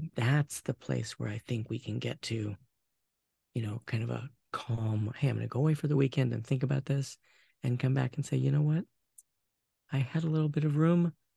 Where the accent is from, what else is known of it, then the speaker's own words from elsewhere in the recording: Portland, United States; I was born in the Portland area.